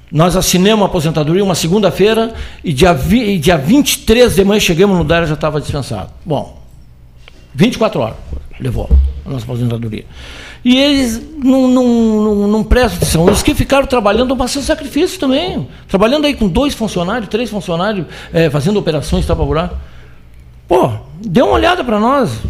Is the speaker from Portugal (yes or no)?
no; Pelotas, Rio Grande do Sul, Brazil; Claro, sou pelotense, sou daqui, sim, muito.